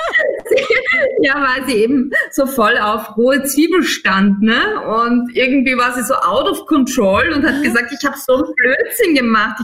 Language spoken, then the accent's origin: German; Styria, Austria; moved away; ich komme aus der Steiermark ursprünglich